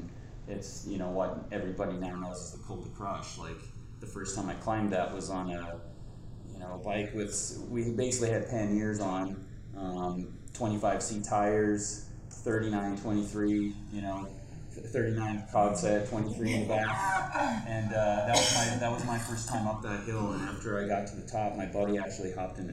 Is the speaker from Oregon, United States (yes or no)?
no; Beaver, Utah, United States; also born or lived in Logan, Utah; my hometown down in Beaver